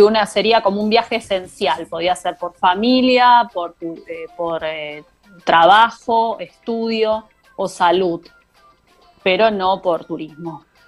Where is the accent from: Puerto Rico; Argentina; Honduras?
Argentina; now in Belgium; nosotros como argentinos